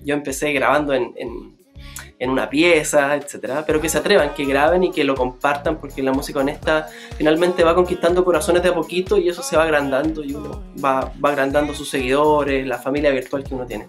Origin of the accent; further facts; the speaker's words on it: Lota, Biobío, Chile; donde yo nací, en Lota